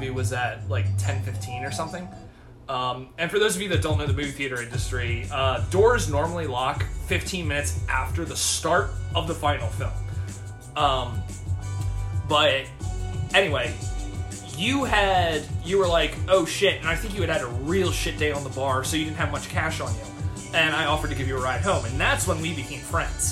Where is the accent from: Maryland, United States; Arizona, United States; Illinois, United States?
Maryland, United States; Baltimore; I'm from Baltimore